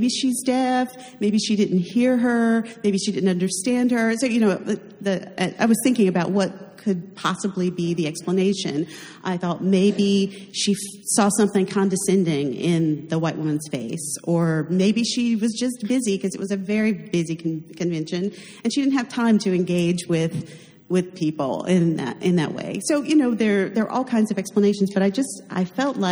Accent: North Carolina, United States; I'm from North Carolina

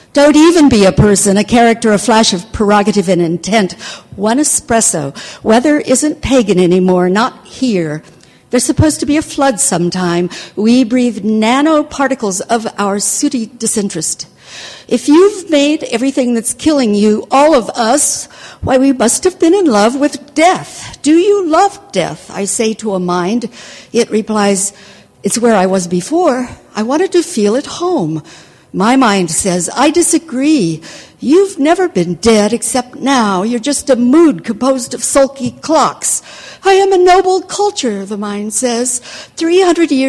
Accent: Needles, California, United States; now in Paris, France; my hometown of Needles, California

